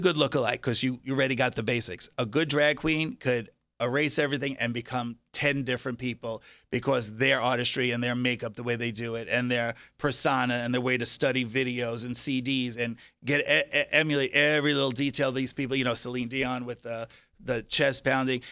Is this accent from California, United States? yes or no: no; Long Island, New York, United States; now in Las Vegas, United States; I was Long Island, so it was a very small town.